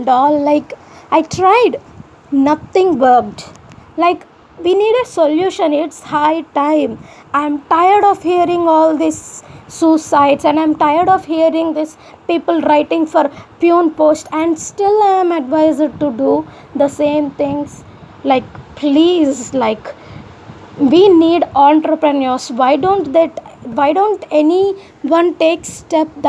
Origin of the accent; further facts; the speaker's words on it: Andhra Pradesh, India; accent: Andhra; also born or lived in Khammam, Telangana / Vijayawada; they will call me Andhra. Because my voice and the way I speak